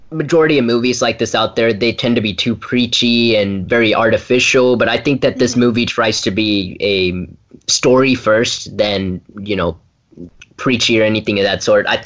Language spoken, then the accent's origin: English; Brentwood, Tennessee, United States; from Brentwood, Tennessee, and you're listening to Kids First Coming Attractions.